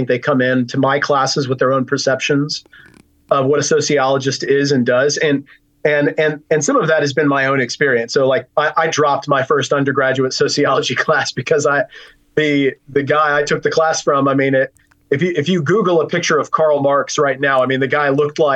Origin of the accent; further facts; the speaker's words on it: Richardson, Texas, United States; I was raised in Fellowship Bible Church in Richardson, Texas